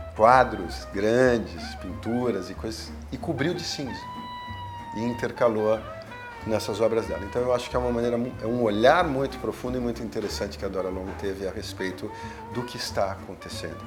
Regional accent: São Paulo, Brazil; eu sou paulistano, paulista da gema

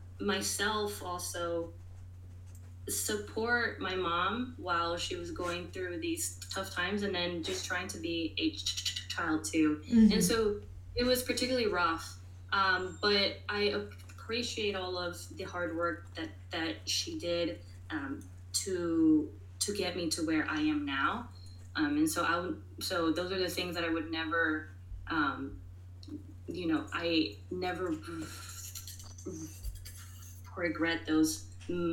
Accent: New York City, New York, United States; I was born and raised in New York City

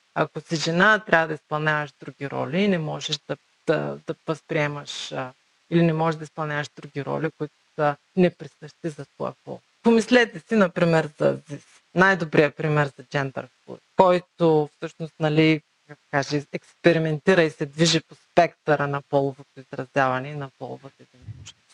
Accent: Bulgaria; moved away as an adult; now in Kentucky, United States; Родена съм в България.

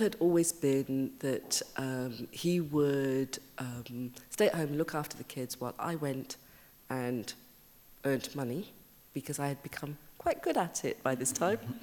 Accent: Birmingham, West Midlands, United Kingdom; accent: Brummie; moved away; I grew up in Birmingham

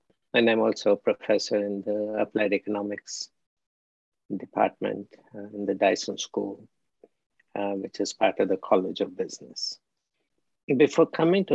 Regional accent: India; moved away as an adult; also born or lived in Philippines / Mexico; now in United States; I'm from India, obviously. And studied in India, did my master's at the Birla Institute of Technology and Science, and came to the US in 1977 to do a PhD

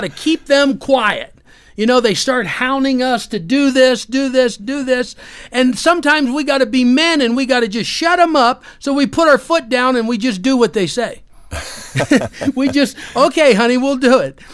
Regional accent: Pennsylvania, United States; also born or lived in Orlando, Florida; we moved back to my hometown in Pennsylvania.

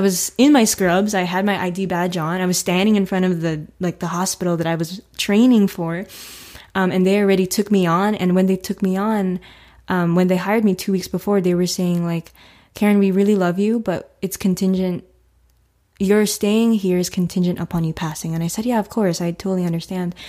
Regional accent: Florida, United States; also born or lived in Newark, New Jersey; I've lived in Florida for, oh, twenty-three years. So I moved here when I was two.

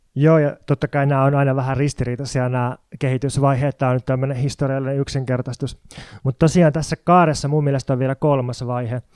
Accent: Jyväskylä, Central Finland, Finland; now in Helsinki, Finland; mä oon kotoisin Jyväskylän entisen maalaiskunnan rajalta

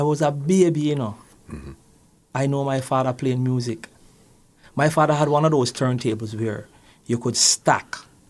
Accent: Kingston, Jamaica; I was born … in a little place called Magara Gully, Vineyard Town.

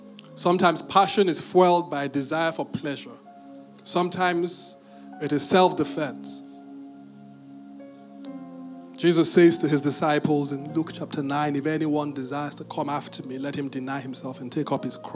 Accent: United Kingdom; But I'm very British.

